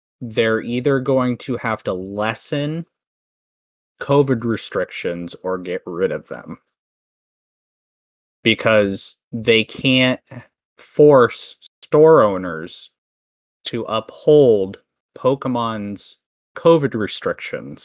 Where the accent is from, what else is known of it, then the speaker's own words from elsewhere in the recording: Canada; I'm Canadian